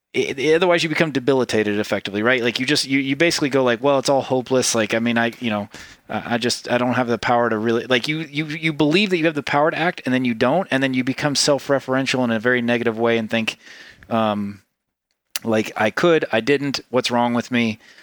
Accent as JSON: {"language": "English", "region": "Tennessee", "country": "United States", "tie": "born or raised there", "also_born_or_lived": "Ubud, Bali", "said": "I grew up, I grew up in Tennessee"}